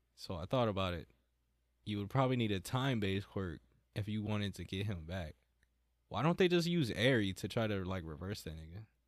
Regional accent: United States; I'm American

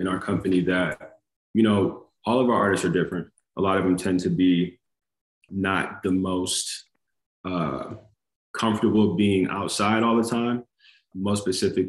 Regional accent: Atlanta, Georgia, United States; I'm from Atlanta, Georgia

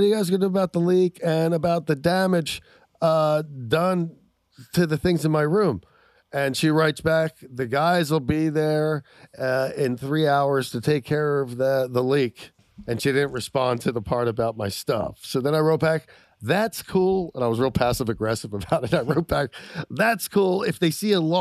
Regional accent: Philadelphia, Pennsylvania, United States; I'm from Philly

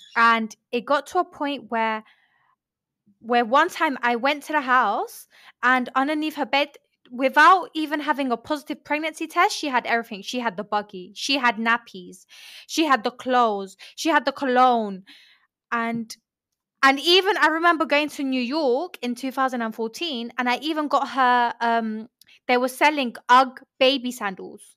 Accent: London, United Kingdom; also born or lived in Colombia; I was born in Colombia and I moved to London. I was raised in London.

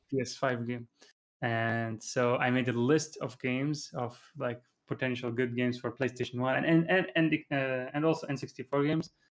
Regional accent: Dubai, United Arab Emirates; moved away as an adult; also born or lived in Germany / Iraq; now in Japan; I'm, uh, originally from Iraq, but I was born in Germany and lived there for a few years and then lived most of my life in Iraq, uh, sorry, Dubai

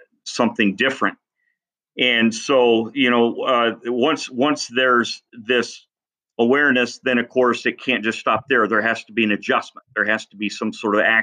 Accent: Columbus Junction, Iowa, United States; moved away as an adult; also born or lived in Cedar Rapids / Council Bluffs; left my hometown of Columbus Junction

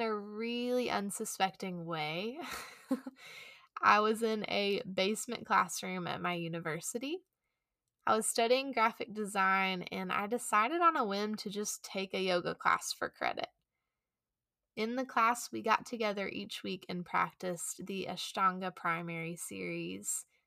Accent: Chattanooga, Tennessee, United States; I returned back to my hometown here in Chattanooga

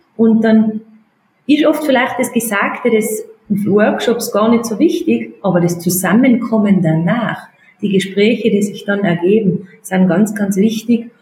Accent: Austria; bei uns in Österreich

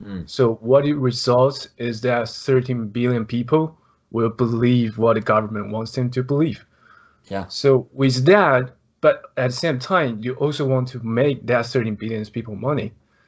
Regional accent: Taiwan; English is a second language; I'm from Taiwan. I'm a Blazers fan as well, because of Austin.

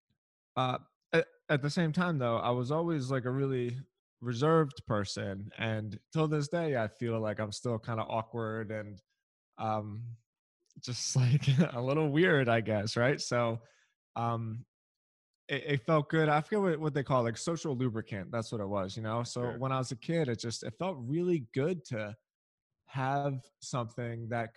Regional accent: Philadelphia, Pennsylvania, United States; I'm from Philadelphia

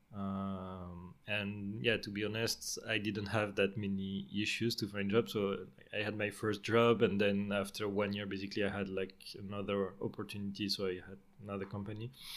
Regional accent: Marseille, Provence-Alpes-Côte d'Azur, France; moved away as an adult; now in Stockholm, Sweden; I spent most of my life, uh, in France and in the same area in the southeast. I'm from Marseille

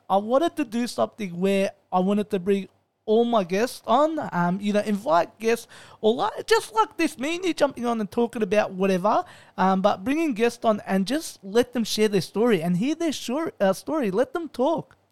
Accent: Melbourne, Victoria, Australia; I'm born and raised in Melbourne

